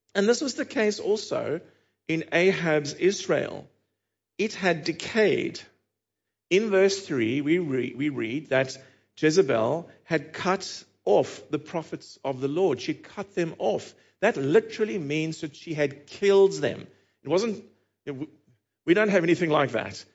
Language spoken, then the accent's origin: English; Cape Town, Western Cape, South Africa; accent: South African; moved away; my accent is South African, if you were wondering, and, uh, in February two thousand and eighteen, I was back there in the city of Cape Town, which is where I'm from